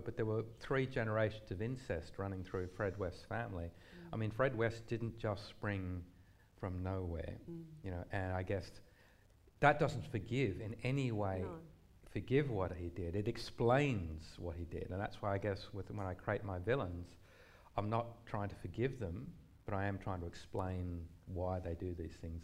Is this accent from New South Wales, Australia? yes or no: yes; Gundagai, New South Wales, Australia; I grew up in Gundagai